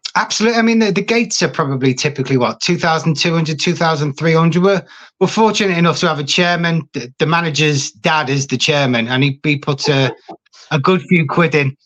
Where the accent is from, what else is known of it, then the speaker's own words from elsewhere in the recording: Liverpool, North West England, United Kingdom; accent: Scouse; moved away; also born or lived in Yorkshire; I'm a Scouser